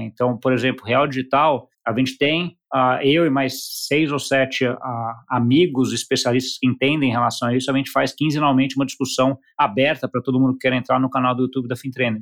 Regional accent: Brazil; a gente como brasileiro

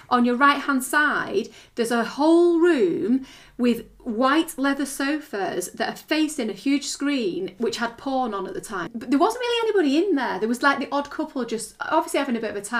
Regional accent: United Kingdom

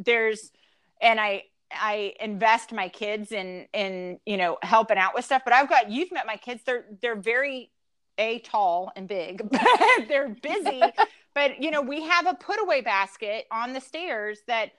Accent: the South, United States; And we're from the South, so we do say yes, ma'am, and yes, sir.

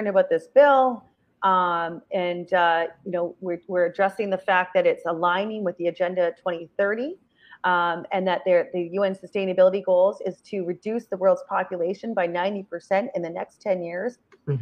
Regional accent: Belleville, Ontario, Canada; I'm from Belleville, and Walmart destroyed our town

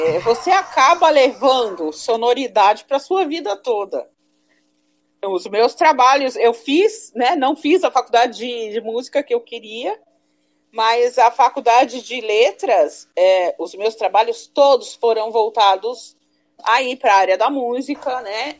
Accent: Suzano, São Paulo, Brazil; also born or lived in Ipiranga, São Paulo; eu sou paulista do bairro do Ipiranga. Uhum. Mas eu vim para Suzano com três anos de idade. Eu fiz quatro anos em Suzano

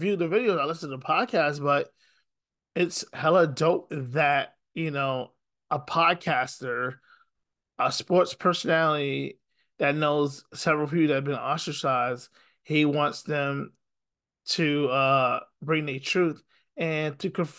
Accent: Syracuse, New York, United States; I'm from Syracuse

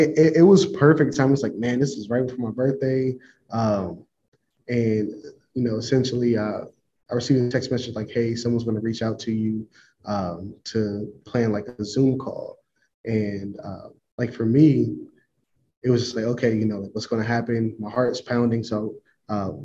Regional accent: Columbus, Ohio, United States; moved away as an adult; also born or lived in Winston-Salem, North Carolina / Pittsburgh, Pennsylvania / College Station, Texas; now in Kansas, United States; I'm born and raised in Columbus, Ohio

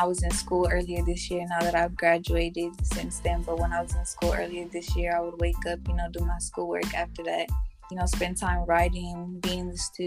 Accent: San Jose, California, United States; I'm from San Jose, California

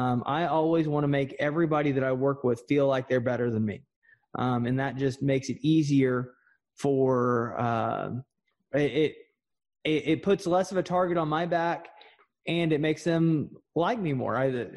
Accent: Texas, United States; accent: Texas drawl; I naturally have a very thick, Texas drawl. I've learned how to reduce that so I don't sound like an idiot.

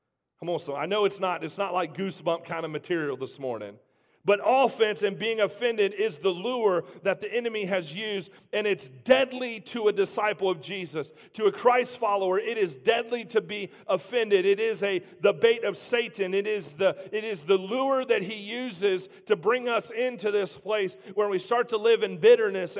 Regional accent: Trotwood, Ohio, United States; I grew up in Trotwood

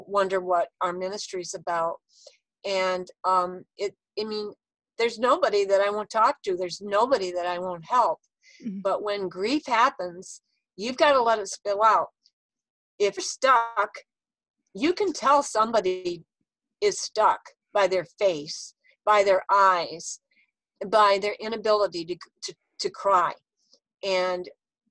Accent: Texas, United States; people I grew up with in Texas

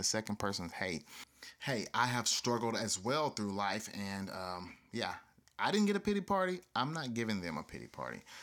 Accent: the South, United States; I grew up in the South

